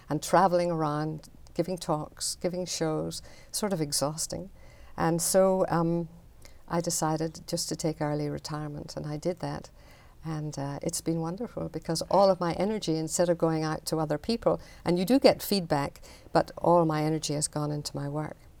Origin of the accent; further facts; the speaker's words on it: Belfast, Northern Ireland, United Kingdom; moved away; I grew up in Belfast